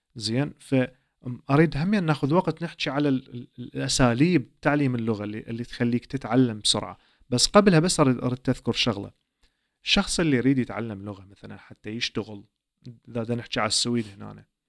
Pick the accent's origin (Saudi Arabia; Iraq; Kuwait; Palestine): Iraq; first language Arabic; now in Sweden; عائله عراقيه نفس ثقافتي نفس لهجتي نفس احتمال المكان اللي جيت من عنده